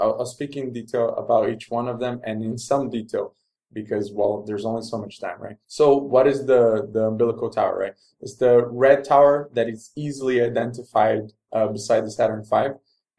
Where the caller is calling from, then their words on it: Rio de Janeiro, Brazil; Maybe it's worth mentioning also that I'm recording from Rio de Janeiro in Brazil.